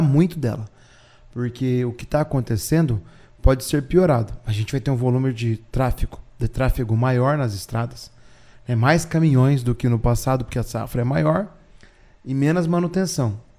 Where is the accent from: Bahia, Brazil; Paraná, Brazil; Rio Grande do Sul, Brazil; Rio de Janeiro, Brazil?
Paraná, Brazil; Orizona; now in Apucarana, Brazil; Eu sou pé vermelho de Orizona e hoje eu sou pé vermelho de Apucarana, que eu moro em Apucarana